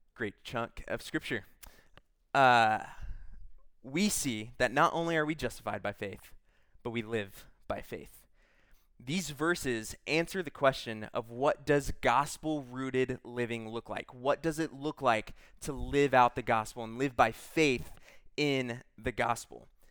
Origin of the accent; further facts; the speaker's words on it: Texas, United States; I'm from Texas